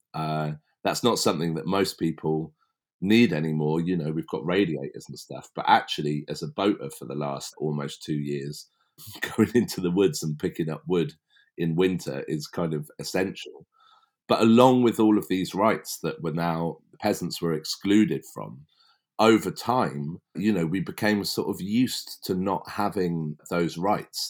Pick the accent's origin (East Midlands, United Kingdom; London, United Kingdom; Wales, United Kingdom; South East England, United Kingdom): South East England, United Kingdom; West Berkshire; it all started for me as a kid growing up in West Berkshire